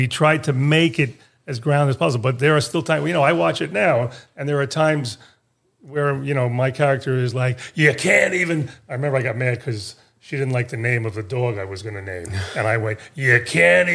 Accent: New York City, New York, United States; I'm Italian. I grew up in Queens, Italian

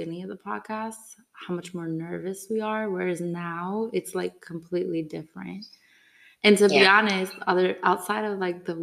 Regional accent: Midwest, United States; I have some words I say funny too, because I'm from the Midwest

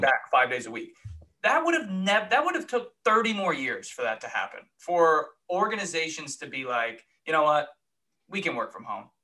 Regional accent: Connecticut, United States; moved away as an adult; also born or lived in New York / Ohio; now in Columbus, United States; I grew up on the East Coast

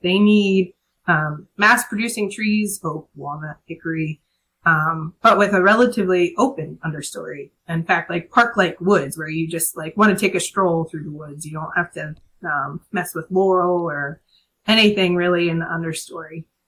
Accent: Harrisburg, Pennsylvania, United States; I'm from Harrisburg

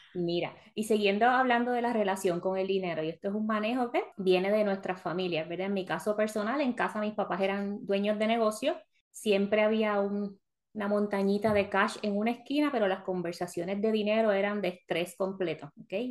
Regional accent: Puerto Rico; moved away as an adult; also born or lived in South Florida; now in Florida, United States; Cuando yo me mudé de Puerto Rico a Florida

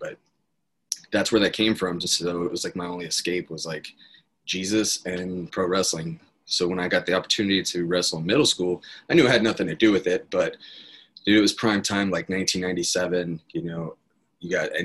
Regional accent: Apache Junction, Arizona, United States; I grew up in Apache Junction, Arizona

